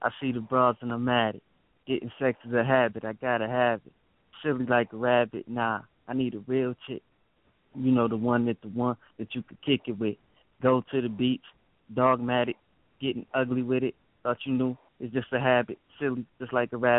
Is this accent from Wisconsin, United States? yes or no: yes; Milwaukee, Wisconsin, United States; now in Buffalo, United States; born and raised in Milwaukee, Wisconsin